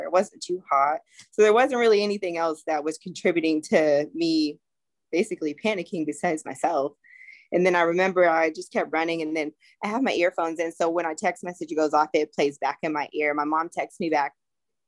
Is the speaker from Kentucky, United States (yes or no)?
no; California, United States; I'm from California